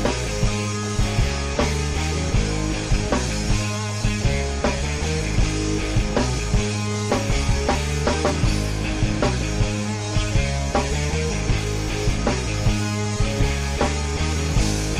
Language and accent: English; Florida, United States; I'm from Florida.